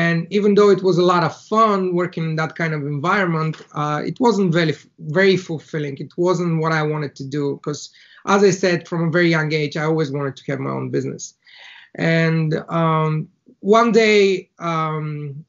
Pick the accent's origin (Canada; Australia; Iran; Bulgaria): Bulgaria; first language Bulgarian; English is a second language; moved away as an adult; now in Ireland; I was born in Bulgaria, in a very small town in the middle of the country